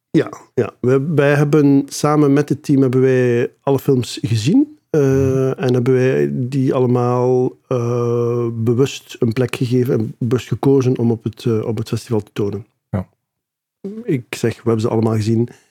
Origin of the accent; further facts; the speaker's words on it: Ghent, Flanders, Belgium; Ik ben mhm. geboren en getogen in Gent